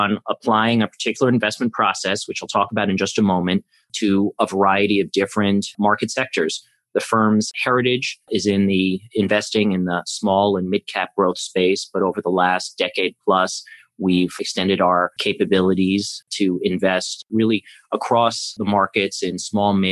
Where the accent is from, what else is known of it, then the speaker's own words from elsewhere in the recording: New York City, New York, United States; I grew up here in New York City, where I'm speaking to you from